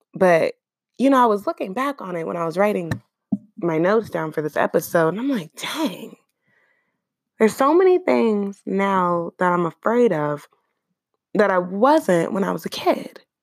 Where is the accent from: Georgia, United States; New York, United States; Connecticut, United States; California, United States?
California, United States; Oakland; I'm from Oakland